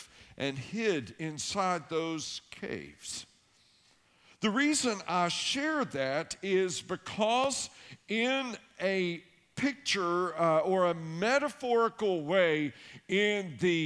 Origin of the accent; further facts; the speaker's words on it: Tennessee, United States; I grew up in Tennessee, and I lived way back in the woods.